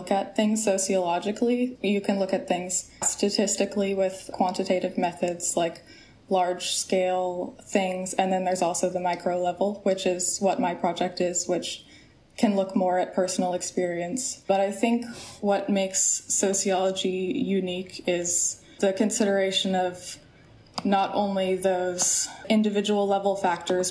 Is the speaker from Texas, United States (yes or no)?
no; Corvallis, Oregon, United States; I grew up in Corvallis, Oregon, and I wanted to stay in the area.